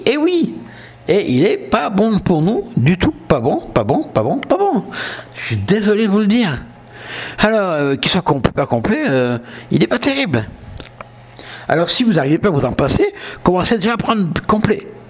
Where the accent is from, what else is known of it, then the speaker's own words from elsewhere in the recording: south of France, France; accent: southern French; je suis du sud de la France, avec mon accent, vous l'aurez vu